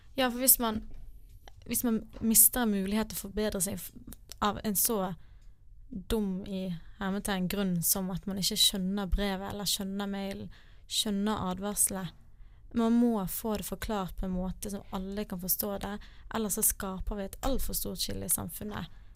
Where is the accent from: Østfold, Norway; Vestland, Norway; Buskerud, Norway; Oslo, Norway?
Vestland, Norway; Bergen; Jeg er fra Bergen